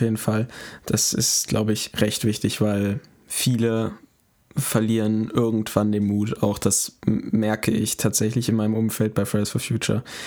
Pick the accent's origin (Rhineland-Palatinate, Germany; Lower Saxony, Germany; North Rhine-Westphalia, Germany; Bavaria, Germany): North Rhine-Westphalia, Germany; Münster; bei uns, wo, wo, wo ich herkomme, äh, gibt es einen recht großen Club